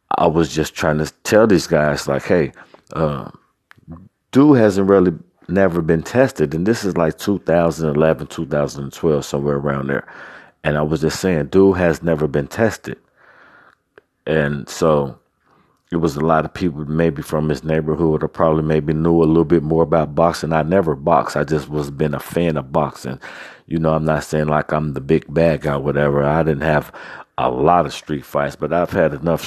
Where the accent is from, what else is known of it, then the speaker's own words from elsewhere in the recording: Cincinnati, Ohio, United States; I never lived anywhere outside of Cincinnati, Ohio